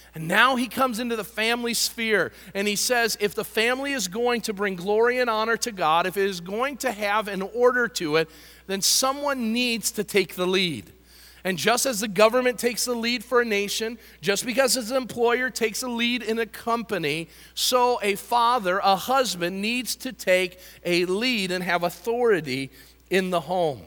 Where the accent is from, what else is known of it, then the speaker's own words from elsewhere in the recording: United States; I love being an American.